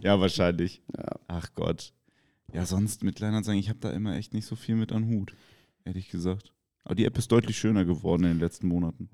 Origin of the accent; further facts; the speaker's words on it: Kiel, Schleswig-Holstein, Germany; ich komme aus Kiel